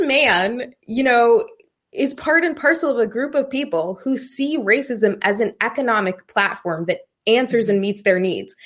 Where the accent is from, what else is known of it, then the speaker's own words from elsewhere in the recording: Maine, United States; when I was a kid, we lived in the projects